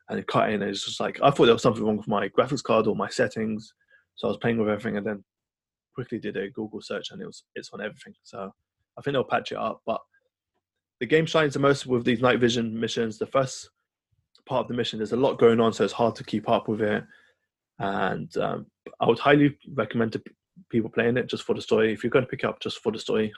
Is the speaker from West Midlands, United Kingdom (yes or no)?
no; London, United Kingdom; my hometown is represented in here, Camden Town